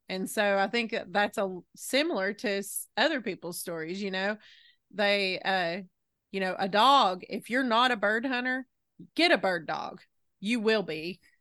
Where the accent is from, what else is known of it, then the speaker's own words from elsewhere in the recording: the South, United States; I'm from the South